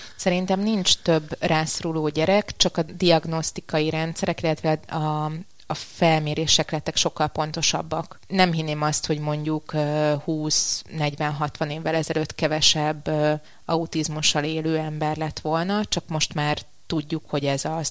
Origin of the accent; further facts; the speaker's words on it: Budapest, Hungary; also born or lived in Hungarian countryside; Budapesten születtem, Budapesten nőttem fel, viszont a, a gyerekkorom jelentős részét vidéken töltöttem